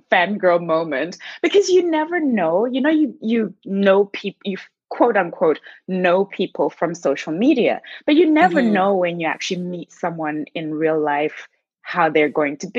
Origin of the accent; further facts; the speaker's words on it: Zimbabwe; first language Shona; English is a second language; moved away; I'm from Zimbabwe. And so in Zimbabwe, they three main languages, English, Shona and Ndebele. So I speak Shona, which is my mother tongue